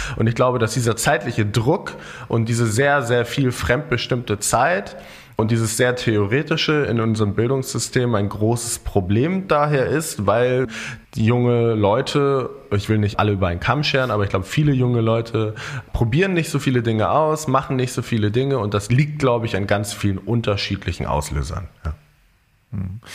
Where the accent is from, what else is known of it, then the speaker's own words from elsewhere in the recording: Germany; bei uns in Deutschland